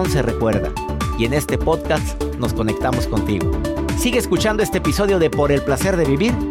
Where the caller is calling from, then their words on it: Colorado, United States; los saludo desde el estado de Colorado